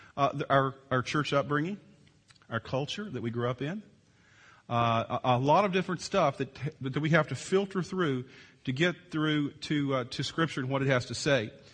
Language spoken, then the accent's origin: English; Virginia, United States; moved away; I grew up in Virginia on the East Coast